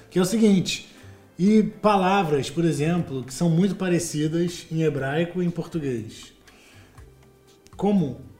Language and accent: Portuguese; Brazil; moved away; quando você chega aqui como brasileiro